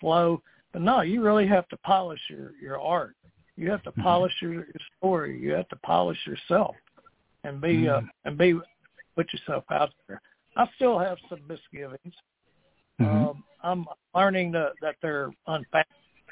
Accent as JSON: {"language": "English", "region": "Texas", "country": "United States", "tie": "born or raised there", "lives_now": "Beaumont, United States", "said": "down in my hometown here"}